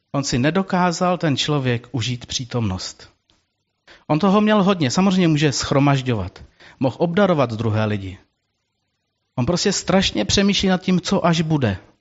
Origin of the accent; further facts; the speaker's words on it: Czechia; jako český národ, jako Češi